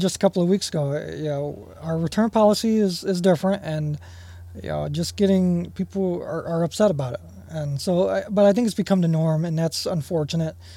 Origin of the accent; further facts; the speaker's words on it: Toledo, Ohio, United States; I grew up in North Toledo, born and raised there